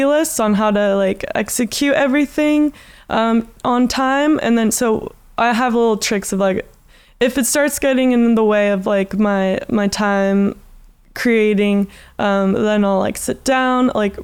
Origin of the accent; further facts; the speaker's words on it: Santa Cruz, California, United States; moved away as an adult; now in Australia; my hometown is Santa Cruz, and I have never lived in a city as an artist